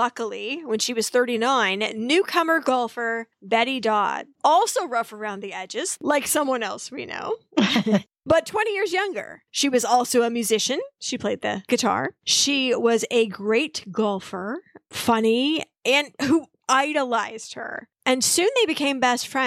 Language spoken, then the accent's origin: English; Wichita, Kansas, United States; my hometown of Wichita, Kansas